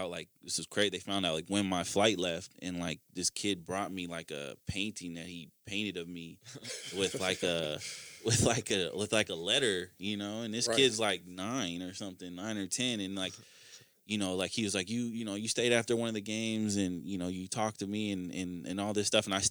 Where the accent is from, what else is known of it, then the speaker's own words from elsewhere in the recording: Minnesota, United States; a kid from Minnesota